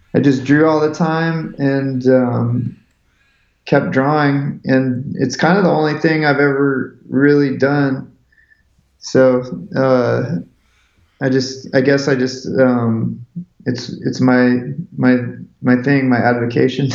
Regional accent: Seattle, Washington, United States; I grew up in Seattle, Washington

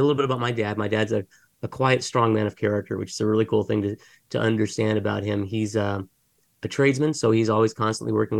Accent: Mesa, Arizona, United States; So I was actually born and raised in Mesa, Arizona, which is just down the street from where I'm at right now

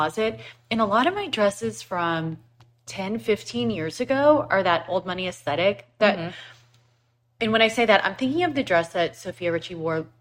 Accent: United States; my family immigrated to the States in 1980. I was born here.

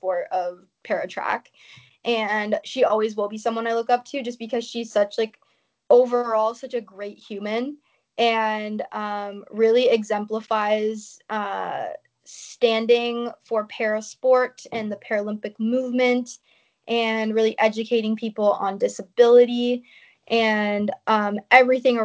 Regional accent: Canada; being Canadian

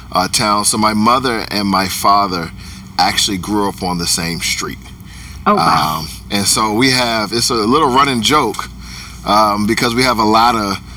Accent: Chuckatuck, Virginia, United States; also born or lived in Germany / Texas / Kentucky; I grew up in Chuckatuck, Virginia, which is a very small uh, rural place. Um, I was born in Germany. Uh, I was an army brat.

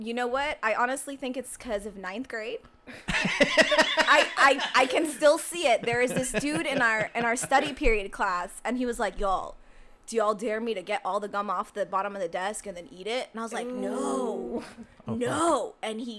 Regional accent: North Quincy, Massachusetts, United States; also born or lived in Dubai; Yeah, Massachusetts, North Quincy.

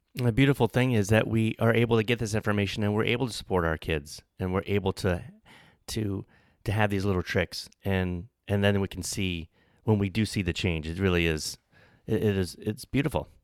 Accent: New Orleans, Louisiana, United States; I'm from New Orleans

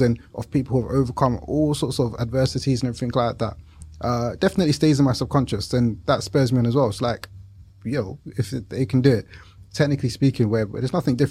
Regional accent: London, United Kingdom; we grew up in East London, Leytonstone

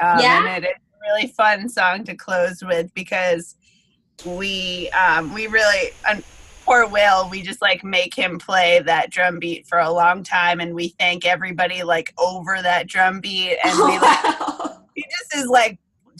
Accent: New England, United States; we're thinking about New England and growing up in New England a lot on the album for sure.

